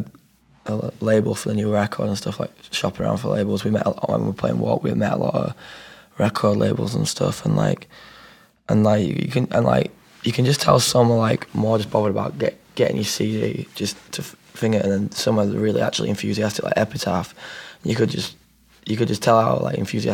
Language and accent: English; Yorkshire and the Humber, United Kingdom; we've always grown up where family's important, you know what I mean? Like, in England, it's like that, and especially if we're from South Yorkshire